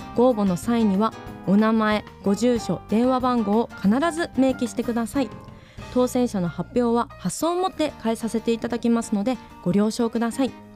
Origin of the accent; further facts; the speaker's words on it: Hokkaido, Japan; 同じ道民